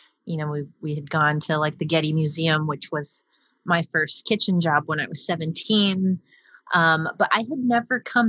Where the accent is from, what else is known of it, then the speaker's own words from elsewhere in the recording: Hacienda Heights, California, United States; I grew up specifically in Hacienda Heights and the San Gabriel Valley, which is a very Chinese populated community or suburb of Los Angeles